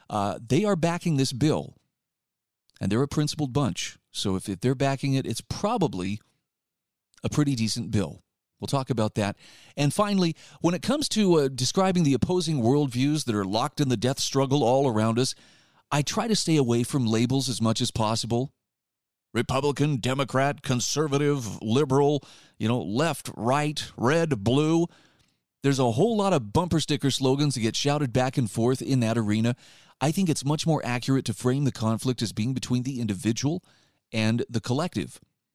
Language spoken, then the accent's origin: English; Utah, United States; I'm also going to spend a little bit of time touching on a proposed bill in my home state of Utah